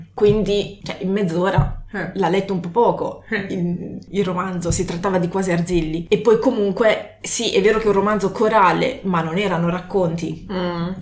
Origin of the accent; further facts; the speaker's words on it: Canossa, Emilia-Romagna, Italy; moved away as an adult; also born or lived in Modena; now in Munich, Germany; vengo da Canossa, mm-hmm. che è in provincia di Reggio Emilia